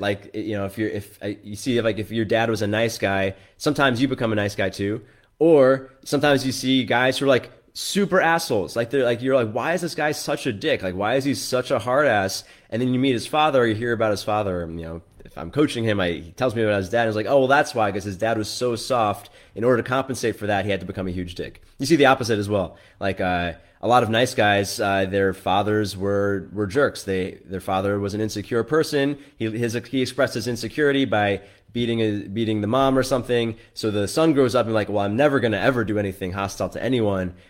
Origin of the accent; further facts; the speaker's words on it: New York, United States; i grew up in New York